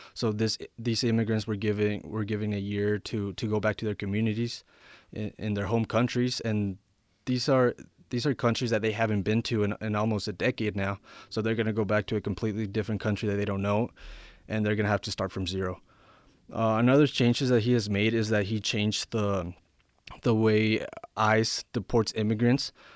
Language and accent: English; Ruidoso, New Mexico, United States; also born or lived in Sonora, Mexico; now in Albuquerque, United States; I was born in Sonora, Mexico, and I, I came to the United States when I, when I was eight. I moved to Ridoso, New Mexico, and I graduated high school there in twenty fifteen